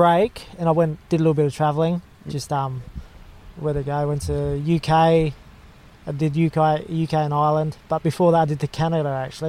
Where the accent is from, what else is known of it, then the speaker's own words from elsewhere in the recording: Bunbury, Western Australia, Australia; moved away as an adult; now in Gold Coast, Australia; I'm from WA originally. I grew up in Bunbury, southwest WA.